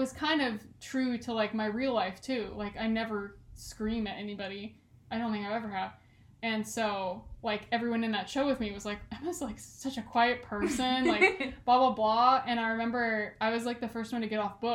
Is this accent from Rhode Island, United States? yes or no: no; California, United States; accent: Californian